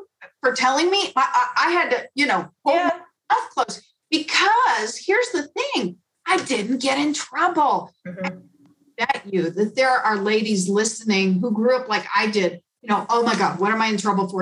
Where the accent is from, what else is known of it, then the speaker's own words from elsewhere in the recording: Chicago, Illinois, United States; moved away; I grew up in Chicago